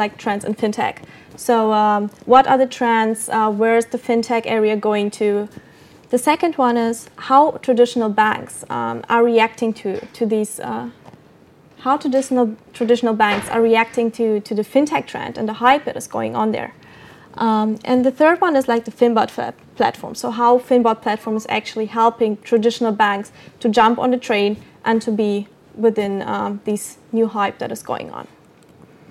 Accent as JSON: {"language": "English", "town": "Copenhagen", "region": "Capital Region of Denmark", "country": "Denmark", "said": "I'm from Copenhagen."}